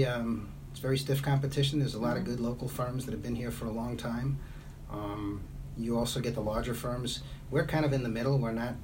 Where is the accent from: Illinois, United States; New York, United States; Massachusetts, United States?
New York, United States; New York City; accent: Brooklyn; Yeah, my Brooklyn accent comes through